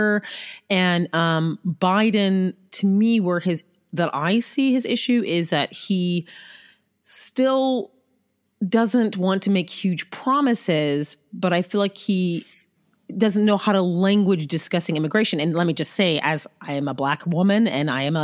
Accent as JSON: {"language": "English", "region": "New York", "country": "United States", "said": "as a New Yorker who lived through the Bloomberg administration"}